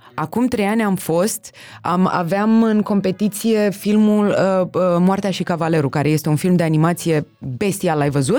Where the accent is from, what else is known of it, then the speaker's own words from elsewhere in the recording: Bucharest, Romania; also born or lived in Berlin; născută și crescută în București